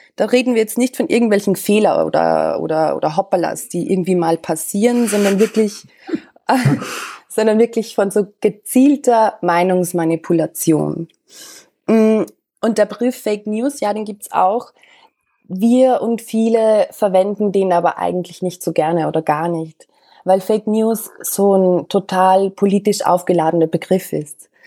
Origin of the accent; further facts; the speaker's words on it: Austria; moved away as an adult; also born or lived in Vienna; now in Berlin, Germany; Ich bin, das hörst du vielleicht, ich bin Österreicherin.